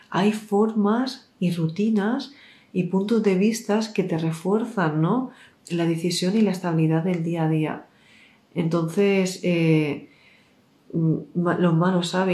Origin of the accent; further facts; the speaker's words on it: Mexico; Yo soy de México, mejor en Teotihuacán.